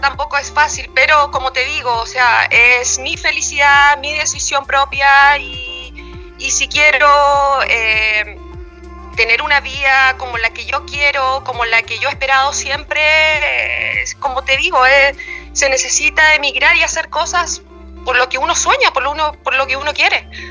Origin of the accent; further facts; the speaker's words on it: Chiloé Island, Los Lagos, Chile; now in Vallenar, Chile; muy lejos de acá del sur, de donde yo soy, de la isla de Chiloé